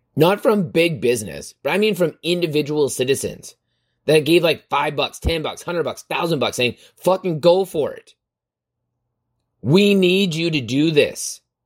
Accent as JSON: {"language": "English", "country": "Canada", "said": "I'm from Canada"}